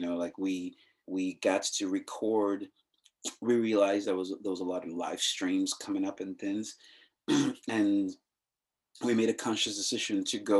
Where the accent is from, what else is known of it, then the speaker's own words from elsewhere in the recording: Nigeria; I'm growing up in the regime I grew up with in Nigeria